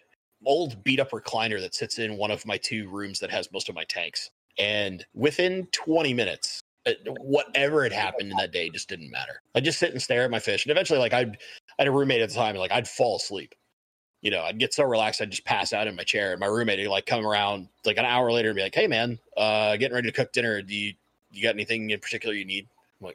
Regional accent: Seattle, Washington, United States; I'm from Seattle. I love my Seahawks

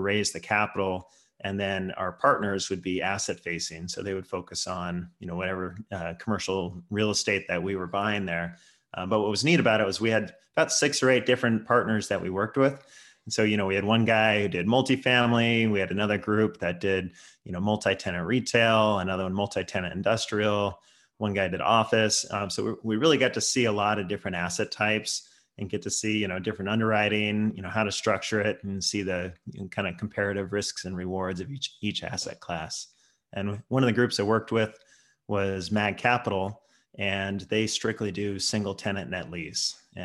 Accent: Bay Area, California, United States; I live in San Francisco. Born and raised in the Bay Area here.

